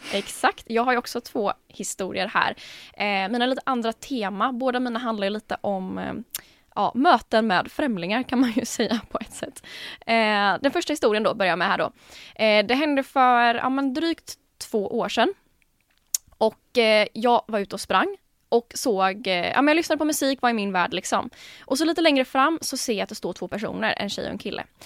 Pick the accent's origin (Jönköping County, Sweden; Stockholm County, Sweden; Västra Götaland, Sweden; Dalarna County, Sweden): Jönköping County, Sweden; Jönköping; now in Gothenburg, Sweden; kom egentligen från Jönköping från början. Men bor ju nu här då i Göteborg